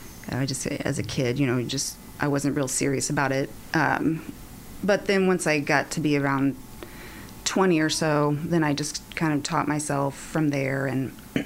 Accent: Sedalia, Missouri, United States; moved away as an adult; now in Columbia, United States; I'm from Sedalia, so pretty much close by. I've been in Columbia for about, since 2008.

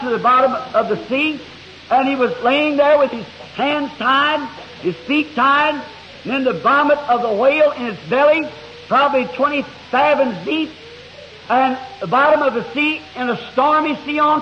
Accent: the South, Southern United States, United States; I'm a Southerner

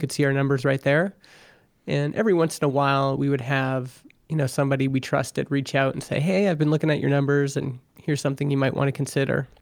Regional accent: Alberta, Canada; now in Vernon, Canada; I grew up in Alberta, Canada

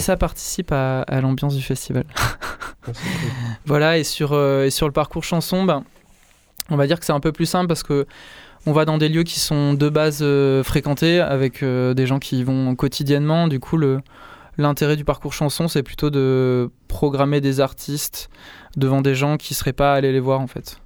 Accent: Saint-Agrève, Auvergne-Rhône-Alpes, France; j'ai grandi en, j'ai grandi en Ardèche euh, du Nord, dans un village qui s'appelle Saint-Agrève

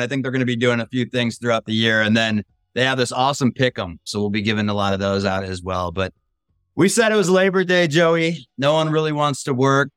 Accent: Minnesota, United States; Minnesota, my hometown

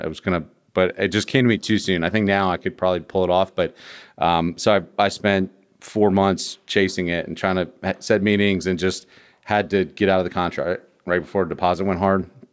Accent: Virginia, United States; I'm from Virginia

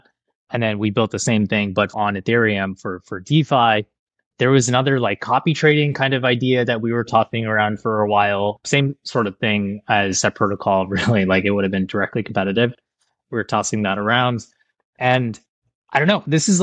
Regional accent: India; now in United States; I'm an immigrant from India

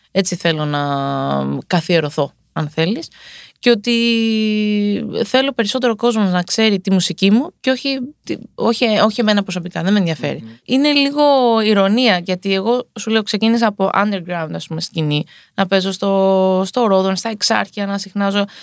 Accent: Greece; Είμαι Ελληνίδα.

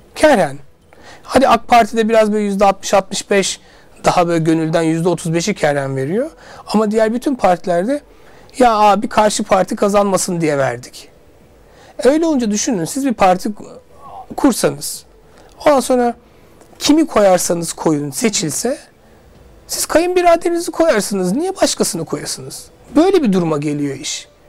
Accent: Suşehri, Sivas Province, Turkey; now in Istanbul, Turkey; Ben de Sivas Suşehirliyim

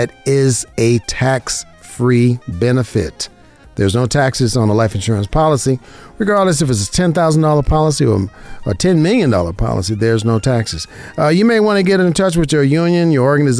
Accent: Las Vegas, Nevada, United States; I'm an insurance broker right here in Las Vegas, Nevada, my hometown, born and raised in Las Vegas, Nevada

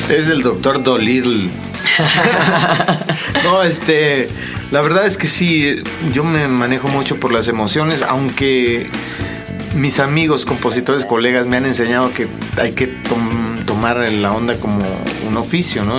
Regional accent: Tamaulipas, Mexico; moved away as an adult; now in Mexico City, Mexico; Yo soy de Tamaulipas

